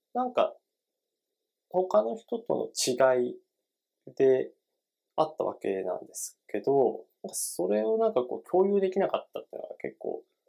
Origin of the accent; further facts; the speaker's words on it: Tochigi, Japan; 僕も、あの、栃木の出身で結構田舎なので